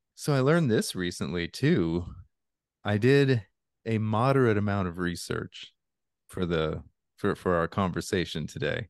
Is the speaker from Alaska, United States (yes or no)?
yes; Alaska, United States; I grew up in Alaska, so I've been in a lot of cold